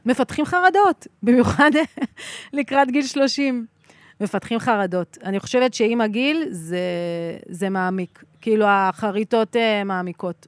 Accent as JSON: {"language": "Hebrew", "town": "Sderot", "region": "Southern District", "country": "Israel", "tie": "born or raised there", "moved": "as an adult", "lives_now": "Ruhama, Israel", "said": "אני נולדתי בשדרות"}